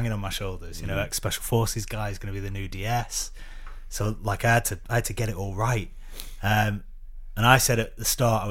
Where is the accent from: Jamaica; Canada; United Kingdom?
United Kingdom; Preston, North West England; now in London, United Kingdom; because I don't go back to Preston very much, so my accent's probably gone quite a lot.